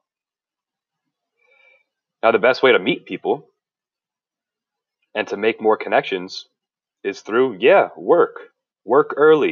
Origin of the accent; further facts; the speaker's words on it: New Jersey, United States; I'm from South Jersey